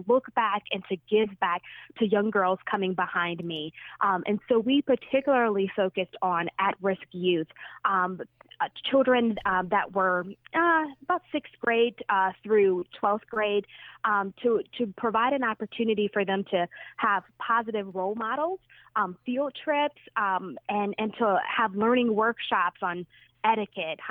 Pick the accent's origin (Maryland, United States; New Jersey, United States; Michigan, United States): Michigan, United States; Detroit; I grew up in Detroit, grew up in the inner city